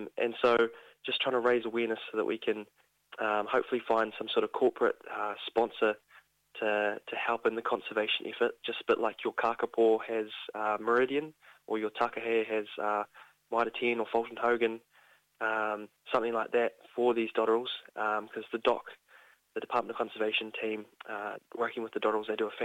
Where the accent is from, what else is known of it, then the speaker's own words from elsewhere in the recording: Invercargill, Southland, New Zealand; I'm from Invercargill